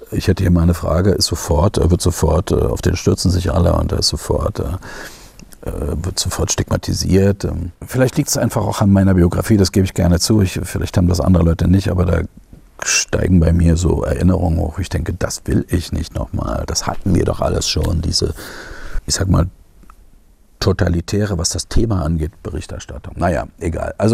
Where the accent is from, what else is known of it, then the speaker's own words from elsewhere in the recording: Germany; ich komme aus der DDR. Hallo, äh, ich, ich bin so groß geworden in so einer äh, Diktatur, sage ich jetzt mal.